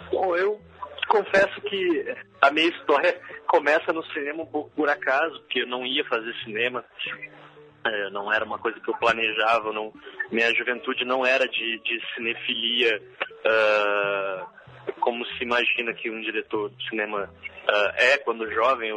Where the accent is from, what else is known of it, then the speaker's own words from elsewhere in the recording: Gaúcho, Rio Grande do Sul, Brazil; na minha vida como como gaúcho e como brasileiro